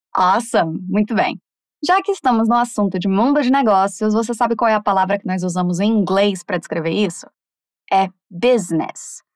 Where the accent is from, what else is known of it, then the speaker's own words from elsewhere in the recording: Brazil; a forma que a gente fala aqui está correta